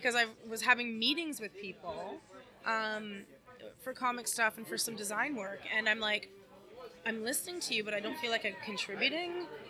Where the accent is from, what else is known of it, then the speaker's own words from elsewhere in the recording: Toronto, Ontario, Canada; It's at Kingston Road and Warden, basically. And it was around the corner from where I grew up on Hague.